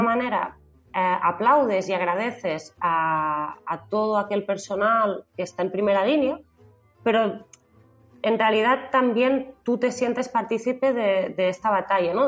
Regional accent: Lleida, Catalonia, Spain; yo soy catalana de, de Leida

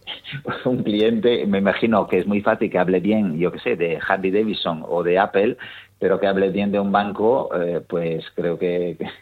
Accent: Italy; moved away; yo soy italiano

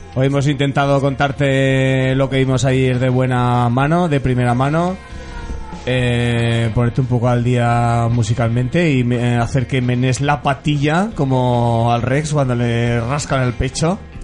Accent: Tarazona, Aragon, Spain; de mi pueblo, de un pueblito del Moncayo

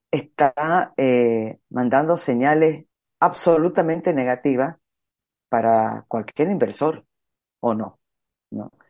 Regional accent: Santa Cruz de la Sierra, Santa Cruz, Bolivia; soy cruceña

